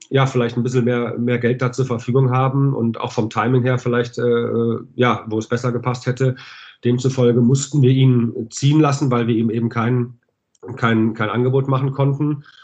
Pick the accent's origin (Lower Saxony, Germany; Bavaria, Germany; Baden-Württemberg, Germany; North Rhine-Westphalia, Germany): North Rhine-Westphalia, Germany; Düsseldorf; weil ich ähm, bin auch Düsseldorfer, bin hier geboren, habe mit vier Jahren angefangen, bei der DEG Eishockey zu spielen